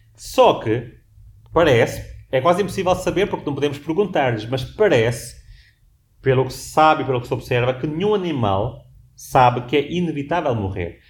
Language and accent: Portuguese; Portugal; moved away; also born or lived in Washington, United States; já nasci num país específico como em Portugal